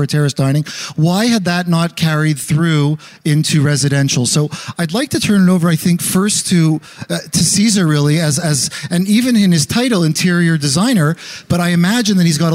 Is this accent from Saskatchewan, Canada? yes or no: no; Montreal, Quebec, Canada; Growing up in Montreal